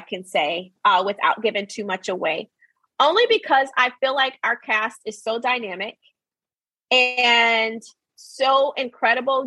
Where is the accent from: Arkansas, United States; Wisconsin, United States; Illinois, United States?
Arkansas, United States; I was raised in Arkansas, born and raised